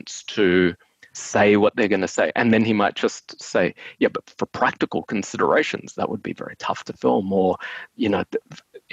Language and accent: English; Brisbane, Queensland, Australia; now in Melbourne, Australia; we're from Brisbane.